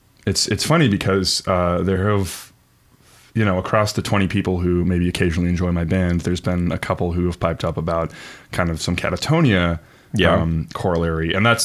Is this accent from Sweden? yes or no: yes; Stockholm, Stockholm County, Sweden; We are both from Stockholm, Sweden.